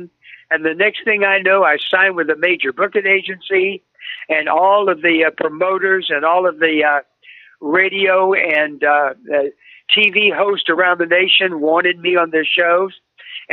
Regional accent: Baton Rouge, Louisiana, United States; I grew up in Baton Rouge, Louisiana

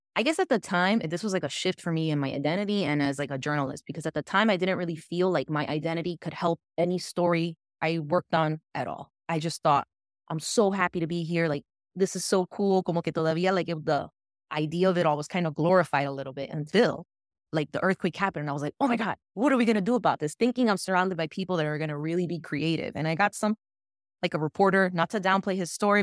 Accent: West New York, New Jersey, United States; I grew up in West New York, New Jersey, y aquí es, dominan los latinos

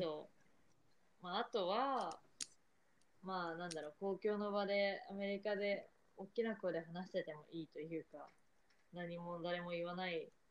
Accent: Tokyo, Japan; moved away as an adult; now in United States; 私の実家が東京なの

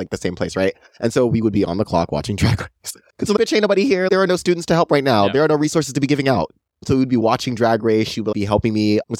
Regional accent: San Diego, California, United States; Born and raised here my entire life

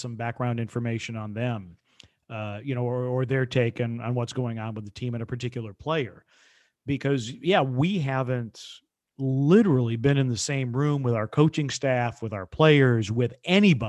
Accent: Wisconsin, United States; I'm from Wisconsin

